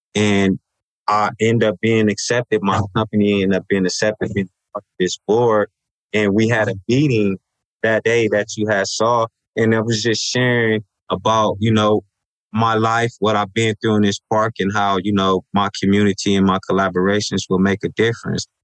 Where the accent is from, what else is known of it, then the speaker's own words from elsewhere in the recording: Los Angeles, California, United States; I was raised in South Los Angeles